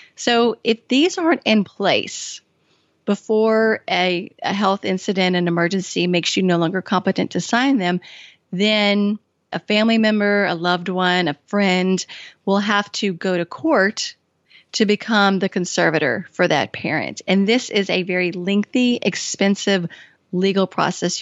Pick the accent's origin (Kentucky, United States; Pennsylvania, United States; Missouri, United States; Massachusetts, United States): Kentucky, United States; also born or lived in Washington, D.C.; I had been living in Washington, D C and moved back home to my home state of Kentucky